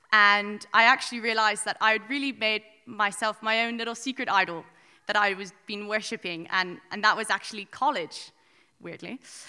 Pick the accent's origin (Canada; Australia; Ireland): Ireland; Wicklow, Leinster; I'm 20 years old and I'm from Wicklow, and I've decided to get baptized today